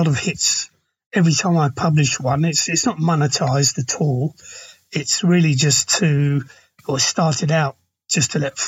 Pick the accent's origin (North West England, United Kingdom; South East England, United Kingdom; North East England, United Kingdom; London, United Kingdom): London, United Kingdom; I come from London